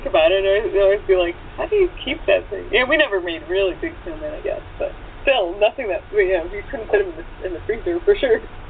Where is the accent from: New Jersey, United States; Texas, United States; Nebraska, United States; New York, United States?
Nebraska, United States; now in California, United States; I'm from Nebraska originally